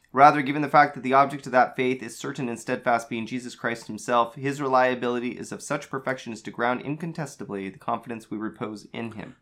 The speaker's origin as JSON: {"language": "English", "country": "United States", "said": "growing up in the era we did, as American Latter-day Saints"}